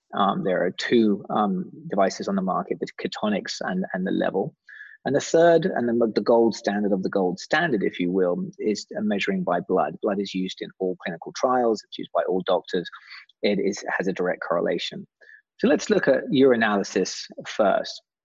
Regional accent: England, United Kingdom; accent: British; being English

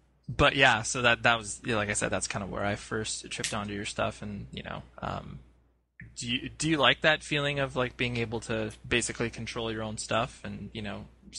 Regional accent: California, United States; also born or lived in Las Vegas, Nevada; Yeah, I think you hit on something where I've always lived on the West Coast. Like, I was born in Vegas, but essentially Southern California is where I called my home.

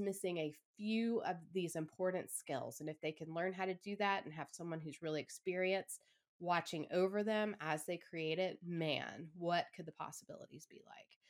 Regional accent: Atlanta, Georgia, United States; moved away as an adult; I started a, another studio back in my hometown

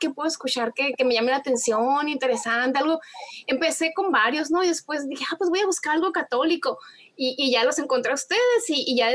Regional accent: Hermosillo, Sonora, Mexico; accent: Sonoran; Yo, yo, soy de Hermosillo, Sonora, de Sonora.

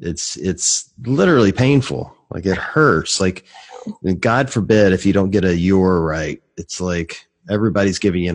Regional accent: the South, United States; I'm from the South, so we don't speak great English either.

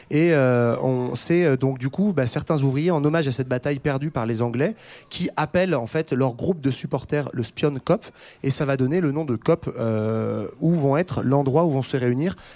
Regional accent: Netherlands; accent: Dutch; French is a second language; j'ai l'accent hollandais

